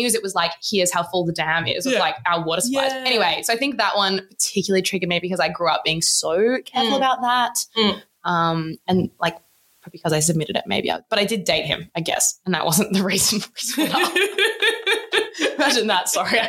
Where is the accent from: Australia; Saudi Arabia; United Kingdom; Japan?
Australia; also born or lived in South Australia / Victoria; growing up in South Australia and Victoria in the midst of a really serious drought